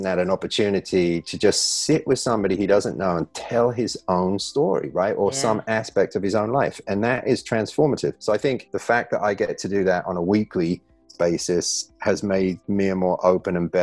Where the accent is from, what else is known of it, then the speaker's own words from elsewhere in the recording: England, United Kingdom; moved away as an adult; also born or lived in Newtown, Connecticut; now in United States; growing up in England